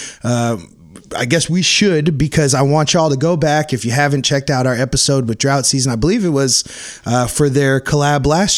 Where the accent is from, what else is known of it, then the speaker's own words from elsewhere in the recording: Oak Park, Illinois, United States; my hometown, Oak Park.